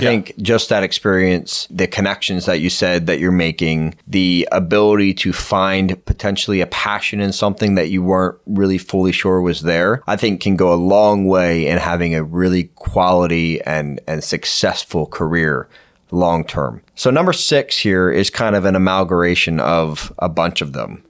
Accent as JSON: {"language": "English", "region": "Pennsylvania", "country": "United States", "tie": "born or raised there", "said": "I grew up in Pennsylvania"}